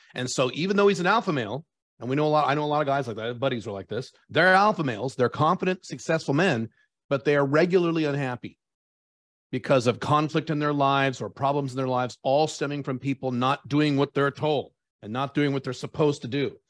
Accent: United States; moved away as an adult; now in Dubai, United Arab Emirates; I'm an American by birth, but I have residency of five different countries, and I live in Dubai

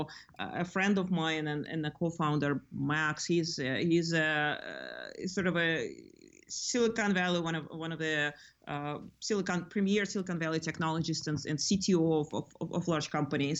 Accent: Lithuania; now in California, United States; I grew up in Lithuania

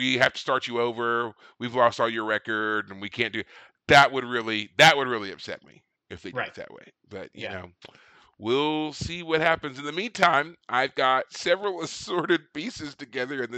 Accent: Kentucky, United States; now in Austin, United States; my home state of Kentucky

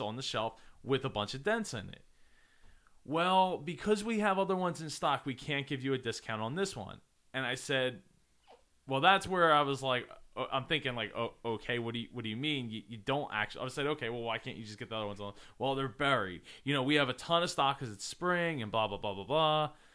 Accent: New Jersey, United States

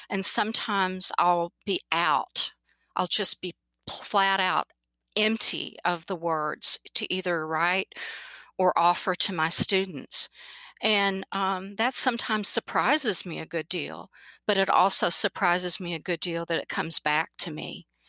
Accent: Kentucky, United States; also born or lived in Kansas; I was born in Kansas because my dad was in the Air Force, but I moved back to Kentucky when basically I was 6 months old and lived in Eastern Kentucky.

